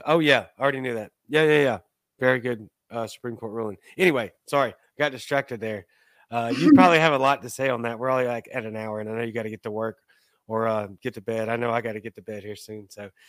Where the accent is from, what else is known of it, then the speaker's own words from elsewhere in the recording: Cajun, Louisiana, United States; I'm Cajun, but I'm not going to eat rats.